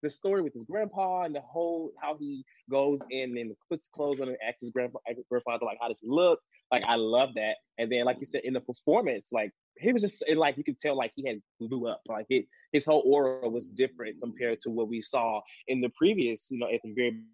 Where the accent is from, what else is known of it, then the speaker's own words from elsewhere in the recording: Memphis, Tennessee, United States; also born or lived in Nashville, Tennessee; I'm from Memphis, but I went to college in Nashville